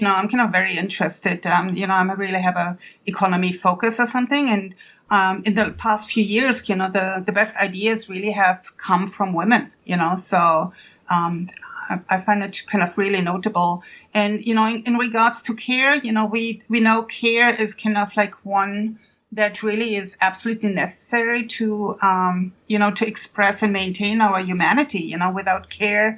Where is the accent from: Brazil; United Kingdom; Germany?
Germany; moved away as an adult; now in United States; I'm from Germany originally, but I came to the United States a long time ago to pursue a career in science